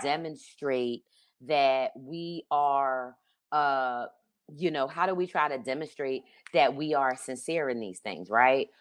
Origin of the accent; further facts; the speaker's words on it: Philadelphia, Pennsylvania, United States; I grew up in Philadelphia, um, in the seventies, and I grew up in, uh, Northwest Philadelphia